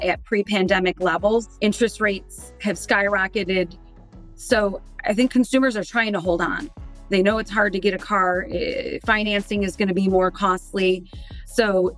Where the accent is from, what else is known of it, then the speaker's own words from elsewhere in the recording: Detroit, Michigan, United States; Born and raised in Detroit